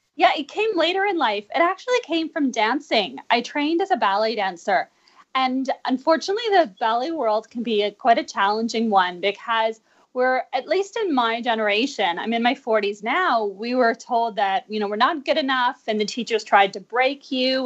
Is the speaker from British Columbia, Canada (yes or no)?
yes; Vancouver, British Columbia, Canada; moved away; I'm originally from Vancouver, and I just got back two years ago